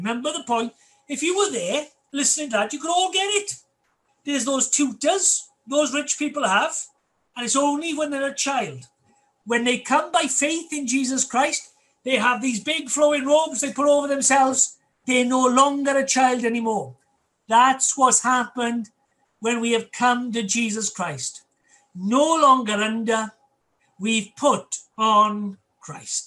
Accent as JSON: {"language": "English", "region": "Wales", "country": "United Kingdom", "said": "our love for our Welsh heritage and culture"}